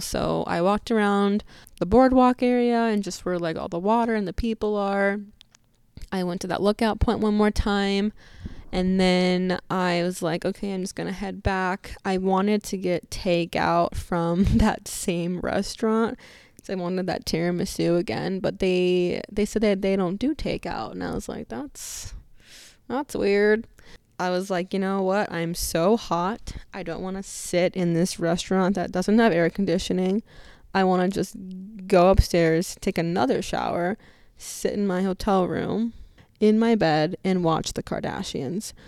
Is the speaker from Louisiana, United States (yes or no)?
no; Arizona, United States; I'm from Arizona